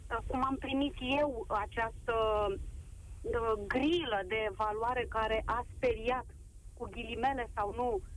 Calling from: Constanța, Constanța County, Romania; sunt din Constanța și vă vorbesc uh, dintr-o dublă perspectivă.

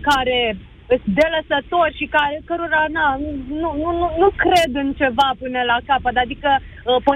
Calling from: Iași, Iași County, Romania; Din Iași.

